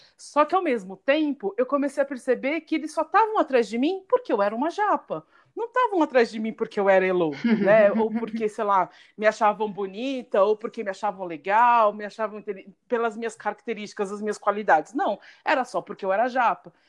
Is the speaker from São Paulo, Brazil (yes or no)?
yes; São Paulo, Brazil; como nós três somos de São Paulo